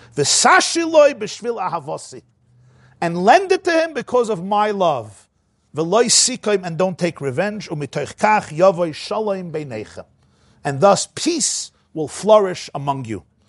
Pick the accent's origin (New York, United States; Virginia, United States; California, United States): New York, United States; New York City; I grew up in the Crownite section of Brooklyn.